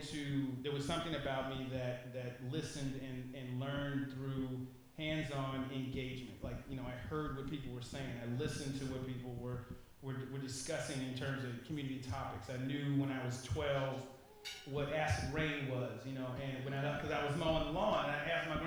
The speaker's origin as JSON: {"language": "English", "town": "Chicago", "region": "Illinois", "country": "United States", "tie": "born or raised there", "said": "I grew up in on the 8 blocks in Chicago on the South Side, 79th"}